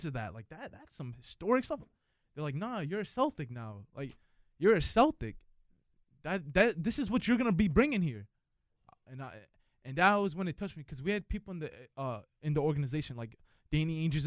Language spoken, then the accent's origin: English; New York City, New York, United States; also born or lived in Boston; Growing up in New York